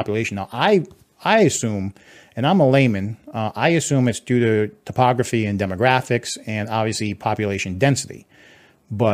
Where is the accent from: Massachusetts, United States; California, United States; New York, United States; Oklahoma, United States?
Massachusetts, United States; also born or lived in Rhode Island; now in Texas, United States; I was born in Massachusetts, grew up in the Mass Rhode Island line when my parents divorced.